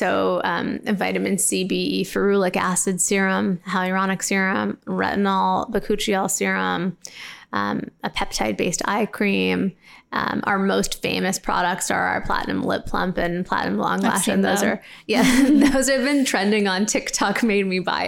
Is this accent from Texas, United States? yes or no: no; Los Angeles, California, United States; LA, which is my hometown.